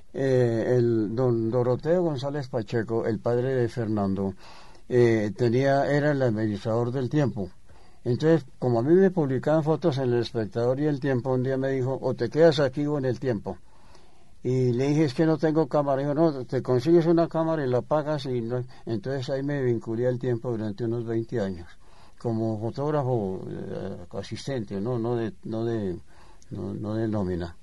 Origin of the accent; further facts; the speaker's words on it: Bogotá, Colombia; yo soy bogotano